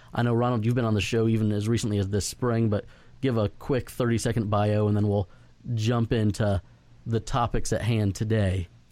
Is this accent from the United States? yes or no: yes; Florida, United States; moved away; also born or lived in Dallas Fort Worth, Texas; going to school in, in Dallas Fort Worth and growing up in Florida